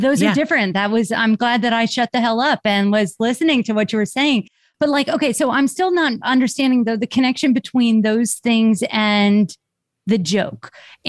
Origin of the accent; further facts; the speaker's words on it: Chicago, Illinois, United States; Well, even though you're not from Jersey, we're from Chicago.